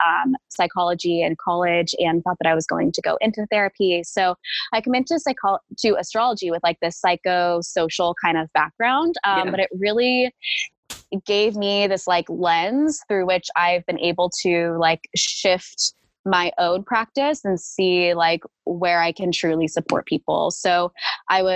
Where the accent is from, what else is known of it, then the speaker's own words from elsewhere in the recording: Fresno, California, United States; I grew up in Fresno, California